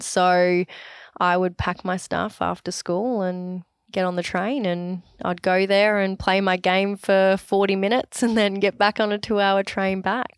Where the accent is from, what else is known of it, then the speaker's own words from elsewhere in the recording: Sunshine Coast, Queensland, Australia; Oh, Sunshine Coast